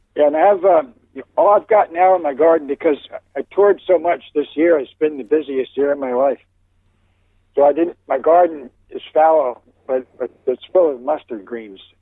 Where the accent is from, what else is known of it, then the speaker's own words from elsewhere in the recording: Bucks County, eastern Pennsylvania, United States; also born or lived in Virginia; now in Oregon, United States; I grew up in um, eastern Pennsylvania, in Bucks County, which is near, um, kind of lies between Philadelphia and, and New York City